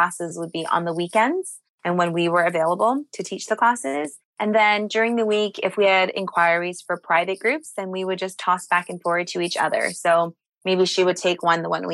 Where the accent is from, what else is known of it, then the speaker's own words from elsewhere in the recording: Toronto, Ontario, Canada; moved away as an adult; now in Hong Kong; I'm actually born and raised in Toronto